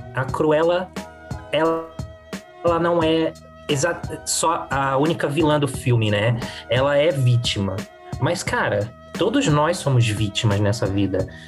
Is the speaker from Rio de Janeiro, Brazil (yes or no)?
yes; Rio de Janeiro, Brazil; now in São Paulo, Brazil; eu nasci no Rio de Janeiro, eu já tô há mais de 20 anos em São Paulo. Então eu cheguei aqui sem conhecer ninguém